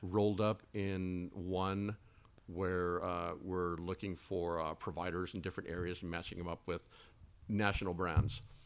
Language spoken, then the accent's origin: English; Texas, United States; also born or lived in Twin Falls, Idaho; now in Boise, United States; I'm from Texas